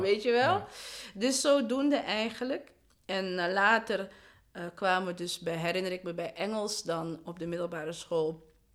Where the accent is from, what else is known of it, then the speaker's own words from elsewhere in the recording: Amsterdam, North Holland, Netherlands; Ik ben geboren en getogen in de Belmen